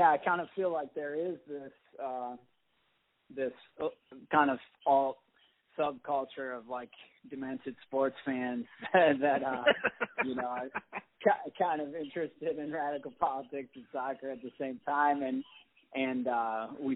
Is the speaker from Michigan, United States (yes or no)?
yes; Jackson, Michigan, United States; a club called Jacksonopolis in my hometown